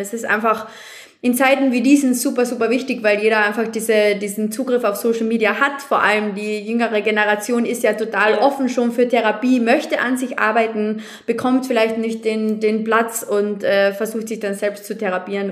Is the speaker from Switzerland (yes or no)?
no; Austria; bei uns in Österreich